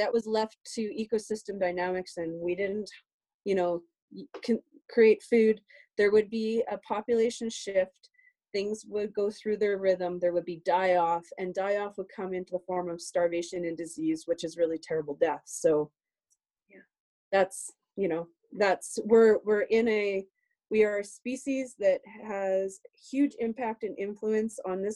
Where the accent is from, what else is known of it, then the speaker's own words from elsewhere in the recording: Canada; we're Canadian